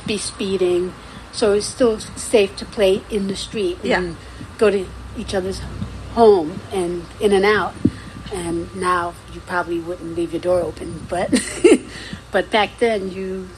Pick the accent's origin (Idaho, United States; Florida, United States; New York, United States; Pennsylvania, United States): New York, United States; New York City; also born or lived in Guyana; growing up in South Jamaica